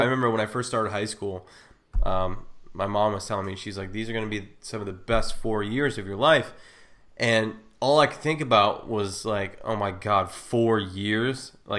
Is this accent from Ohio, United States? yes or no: yes; Ohio, United States; No, I'm from Ohio.